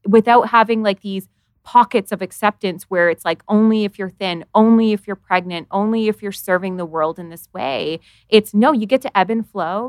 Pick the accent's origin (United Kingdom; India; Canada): Canada; I live in Canada